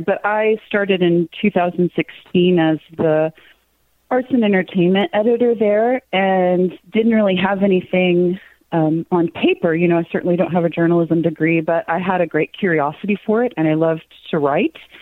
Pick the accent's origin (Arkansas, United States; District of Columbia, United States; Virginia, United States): Arkansas, United States; Cave Springs; I was born in Cave Springs. It's um, a little tiny town in between Rogers, Bentonville, Springdale, Fayetteville. It was population 969 when I went to high school